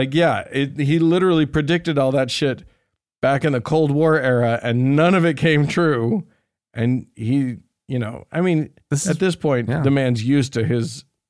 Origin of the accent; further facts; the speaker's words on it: Estonia; I'm from Estonia, and we are often labeled as Nazis in Russian propaganda, too.